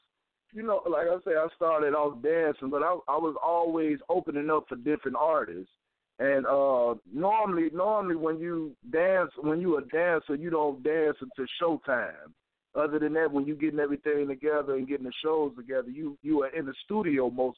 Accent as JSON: {"language": "English", "town": "Chicago", "region": "Illinois", "country": "United States", "moved": "yes", "lives_now": "Canton, United States", "said": "Well, I'm calling from Canton, Ohio right now, but I'm from Chicago."}